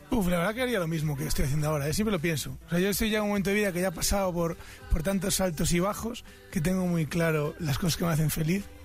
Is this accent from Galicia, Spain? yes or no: yes; A Coruña, Galicia, Spain; Yo soy de La Coruña, en, España, en la zona de Galicia